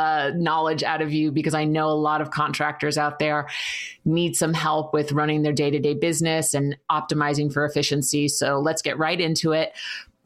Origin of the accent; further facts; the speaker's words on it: New York City, New York, United States; I'm from Queens